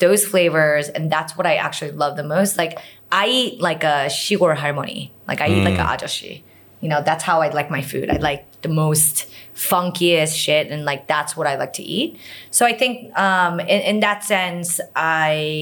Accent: New York, United States; moved away; also born or lived in Los Angeles; I'm from New York

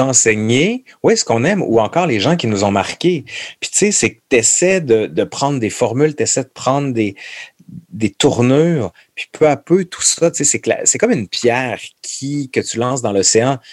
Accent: Quebec City, Quebec, Canada; Je suis de Québec

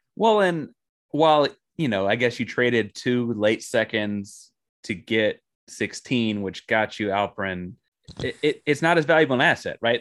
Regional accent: Austin, Texas, United States; I grew up in Austin, Texas, big Texas Longhorn guy

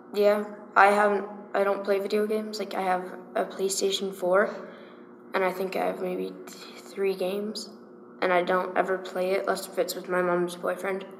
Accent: Calgary, Alberta, Canada; also born or lived in De Winton, Alberta; I was born in Calgary, and I was raised in Calgary

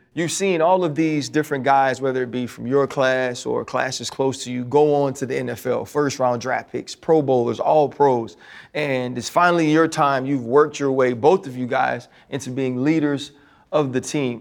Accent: Louisiana, United States; I'm from Louisiana

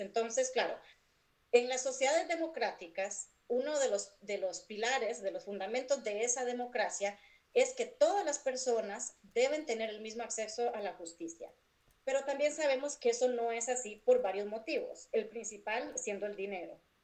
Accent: San José, Costa Rica; moved away as an adult; now in Cincinnati, United States; yo nací y crecí en San José, Costa Rica.

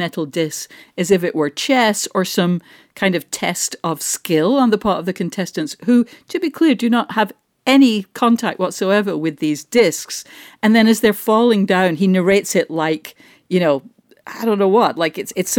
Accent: England, United Kingdom; moved away; When I go home to England

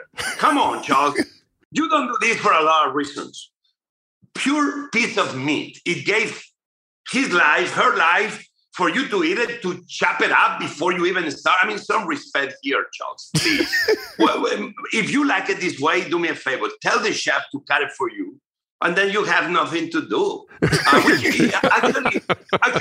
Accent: near Barcelona, Catalonia, Spain; now in United States; my hometown near Barcelona, where I grew up

